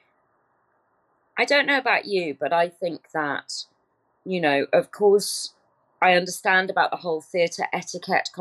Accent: Stratford-upon-Avon, West Midlands, United Kingdom; moved away; I was brought up in Stratford-upon-Avon.

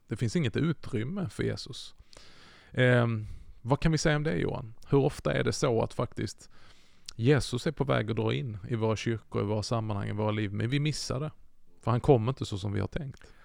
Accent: Skåne, Sweden; Jag är ju uppväxt i Skåne

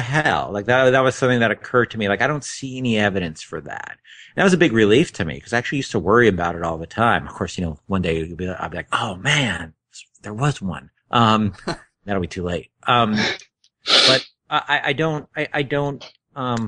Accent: Northern New Jersey, United States; also born or lived in New York City; I was born in New York City, and I grew up, and a year or so later, I moved to New Jersey

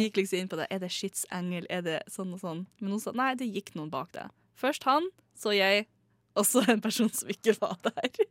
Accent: Northern Norway, Norway; jeg er nordlending, jeg er fra en liten plass, liten spøkelsesby, der mange folk har dødd i gruven.

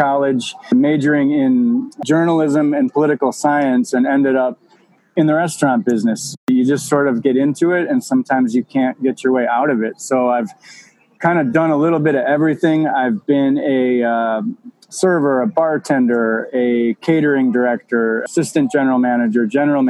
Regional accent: Midwest, United States; moved away as an adult; also born or lived in Wisconsin / Chicago, Illinois / South Carolina / Milwaukee, Wisconsin; now in Palmetto Bay, United States; I am originally from the Midwest, grew up in Wisconsin and in Chicago

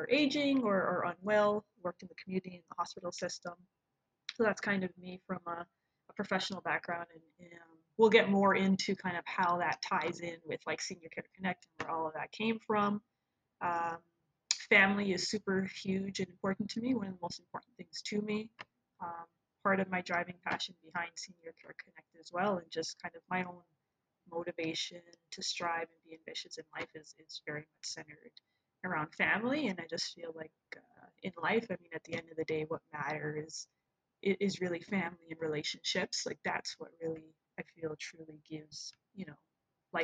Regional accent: Toronto, Ontario, Canada; Born and raised in Toronto, Canada. Proud Canadian

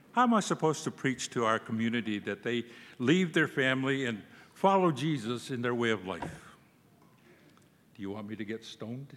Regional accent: Cochiti Pueblo, New Mexico, United States; English is a second language; also born or lived in Santa Fe; I'm from the Cochitipueblo tribe in New Mexico. I was raised on the reservation by my grandfather

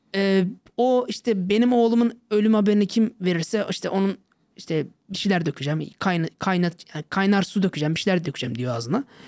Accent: Kaş, Antalya, Turkey; moved away as an adult; Kendim zaten Antalyalıyım, Kaşlıyım.

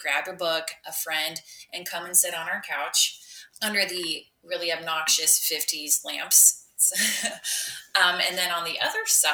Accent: Neola, Iowa, United States; I grew up in Neola. I born and raised

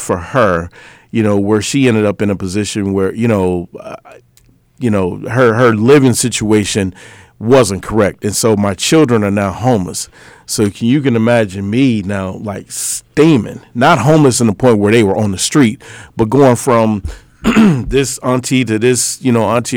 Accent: Illinois, United States; moved away as an adult; also born or lived in Boston, Massachusetts; now in Minnesota, United States; I'm from Illinois, but I moved to Boston a little bit after I graduated high school

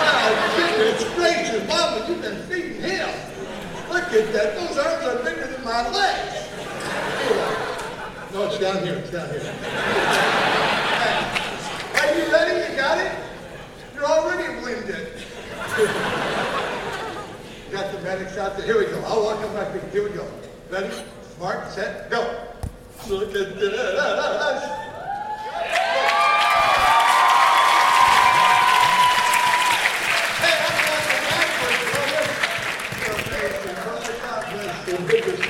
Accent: Virginia, United States; I'm from Virginia

